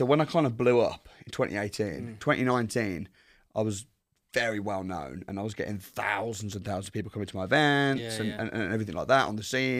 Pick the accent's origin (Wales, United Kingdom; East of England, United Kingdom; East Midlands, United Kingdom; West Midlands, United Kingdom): West Midlands, United Kingdom; also born or lived in Wolverhampton; So I'm from the Midlands. Yeah. I grew up in a place called Warsaw.